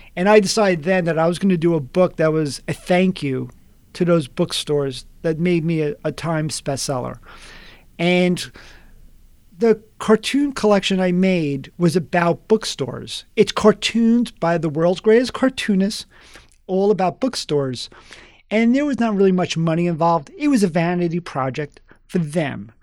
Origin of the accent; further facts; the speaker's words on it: New York City, New York, United States; moved away; also born or lived in Long Island; I grew up in the South Bronx